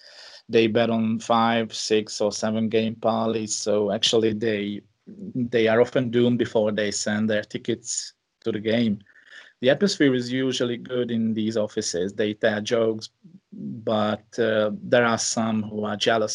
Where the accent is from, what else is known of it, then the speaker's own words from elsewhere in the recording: Hungary; I'm 43 years old and I'm from Hungary, which is in Central Europe. I live in a small town called Nádudvar